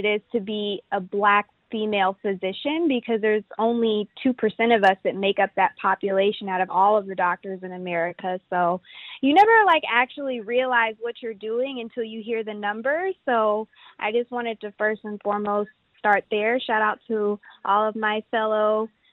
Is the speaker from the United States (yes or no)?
yes; Houston, Texas, United States; also born or lived in Washington, D.C.; I grew up in Houston, and I attended DeBakey High School for Health Professions